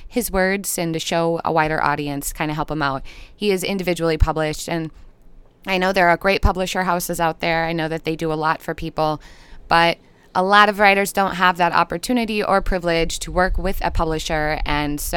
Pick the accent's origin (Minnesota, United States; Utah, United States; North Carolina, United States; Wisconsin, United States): Minnesota, United States; I'm a Minnesotan girl. I know I have an accent